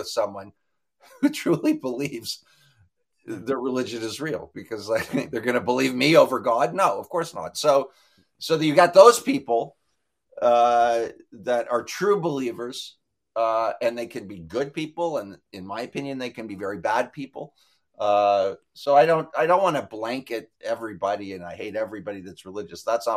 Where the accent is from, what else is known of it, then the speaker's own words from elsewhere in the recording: Toronto, Ontario, Canada; I grew up near Maple Leaf Gardens